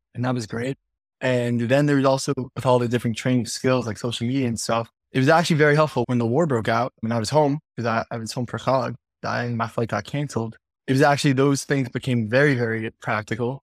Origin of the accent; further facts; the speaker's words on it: Five Towns, New York, United States; I'm from the Five Towns.